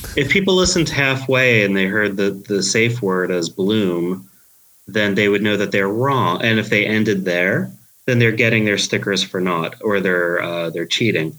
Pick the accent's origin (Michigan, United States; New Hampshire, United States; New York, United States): New York, United States; New York City; accent: Queens; I am from Queens, Queens, New York. There, you know, thus my very strong Queens accent.